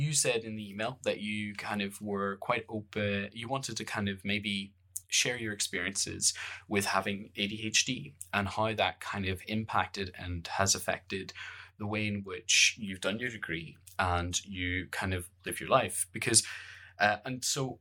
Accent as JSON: {"language": "English", "town": "Bangor", "region": "Northern Ireland", "country": "United Kingdom", "tie": "born or raised there", "accent": "Northern Irish", "said": "I grew up in the Northern Irish Bangor"}